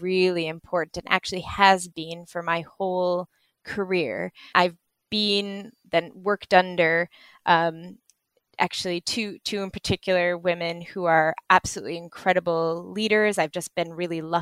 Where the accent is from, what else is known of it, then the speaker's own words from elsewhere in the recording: United States; moved away as an adult; now in United Kingdom; I grew up in the States